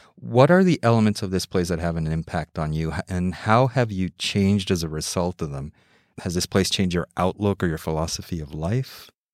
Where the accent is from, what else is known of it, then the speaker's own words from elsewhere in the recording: Mexico City, Mexico; also born or lived in New York City / Donostia-San Sebastián; now in San Sebastián, Spain; My parents moved me when I was two and a half, also from New York City to Mexico City. And I grew up in Mexico City too, learning English and in Spanish at the same time.